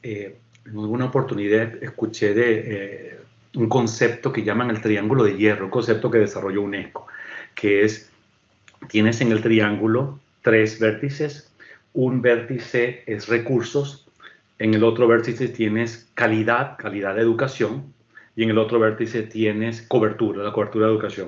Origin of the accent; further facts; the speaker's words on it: Venezuela; moved away; en mi país de origen, que es Venezuela